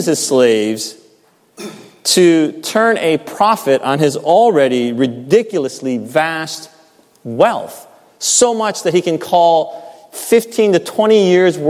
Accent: United States

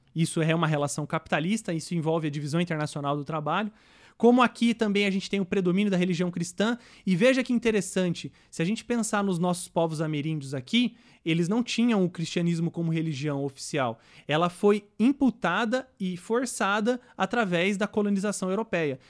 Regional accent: Brazil; nós, enquanto brasileiros

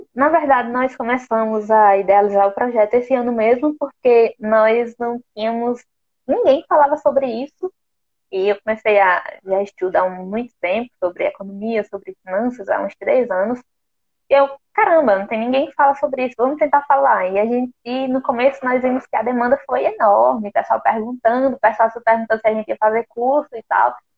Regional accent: Brazil; nós, como brasileiros

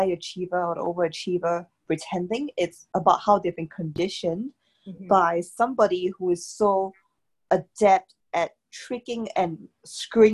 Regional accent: Singapore; moved away as an adult; also born or lived in Cambridge; I come from Singapore and it's very small, it's very fast

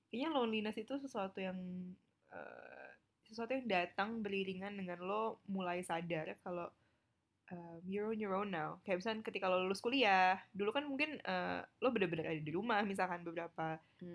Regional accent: Indonesia; moved away as an adult; gue orang Indonesia satu-satunya

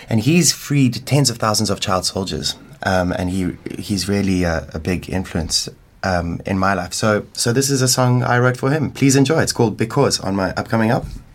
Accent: Limpopo, South Africa; now in Cape Town, South Africa; I, I, grew up in Limpopo, in, in kind of like an African village called Mbokota, near Venda.

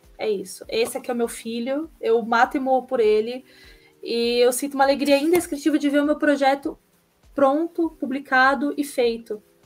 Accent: São Caetano do Sul, São Paulo, Brazil; eu sou de São Caetano do Sul, é colado com São Paulo.

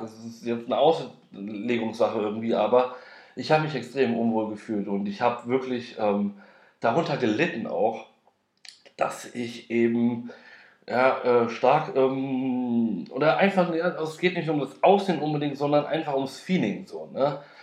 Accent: Frankfurt am Main, Hesse, Germany; now in Berlin, Germany; ich komme aus Frankfurt am Main

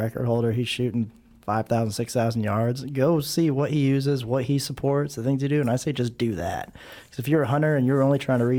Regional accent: Hawaii, United States; now in Texas, United States; I grew up in Hawaii, I live in Texas now

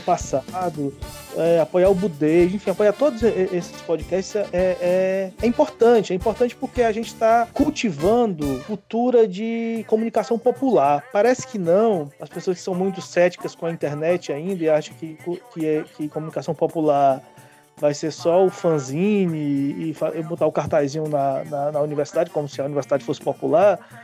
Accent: Ceará, Brazil; accent: Cariri / cearense; moved away as an adult; also born or lived in Cuiabá; now in Natal, Brazil

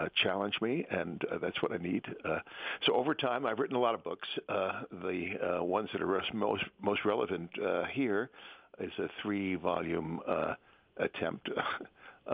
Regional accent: New York City, New York, United States; I was born in the Bronx, and I'm a child of the public schools

